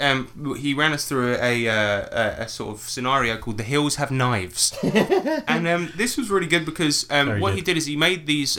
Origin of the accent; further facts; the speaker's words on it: England, United Kingdom; we're from England